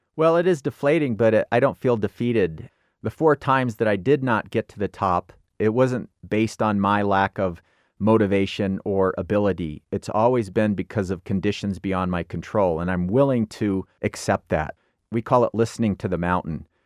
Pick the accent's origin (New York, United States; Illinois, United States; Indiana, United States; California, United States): Illinois, United States; grew up in Illinois